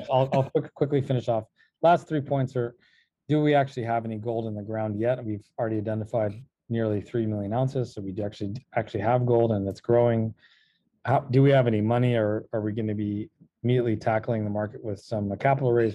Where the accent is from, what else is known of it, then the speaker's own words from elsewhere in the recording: California, United States; moved away; also born or lived in Los Angeles / Virginia; I'm actually also Yankee. I hail from California